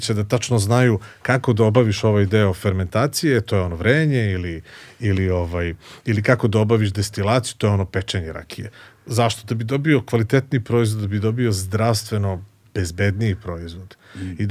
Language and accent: Croatian; Kraljevo, Šumadija and Western Serbia, Serbia; moved away as an adult; also born or lived in Belgrade; rođen sam u Kraljevu, tamo sam završio osnovnu školu i gimnaziju